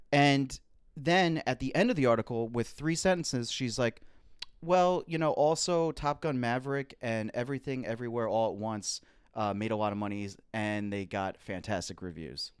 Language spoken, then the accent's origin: English; United States; We're American.